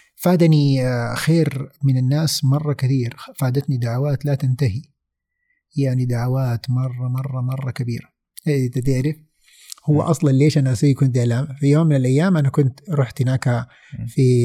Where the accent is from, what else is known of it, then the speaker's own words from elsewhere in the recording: Saudi Arabia; moved away as an adult; also born or lived in Vancouver, Canada; انا سعودي موجود من هنا